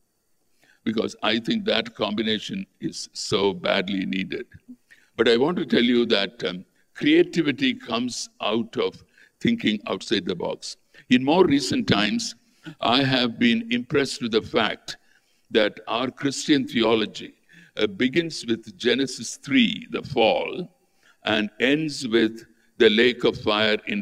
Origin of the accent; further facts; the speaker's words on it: Tamil Nadu, India; I grew up in Tamil Nadu